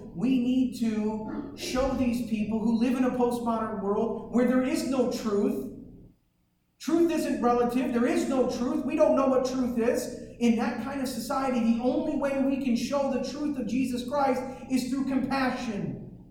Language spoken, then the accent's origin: English; Detroit, Michigan, United States; growing up in Detroit